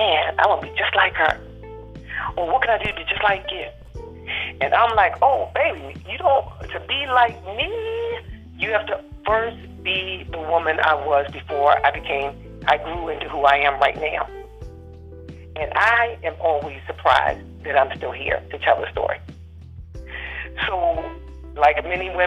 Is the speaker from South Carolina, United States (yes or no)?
no; Maryland, United States; we were born and raised in Maryland, and we still live here.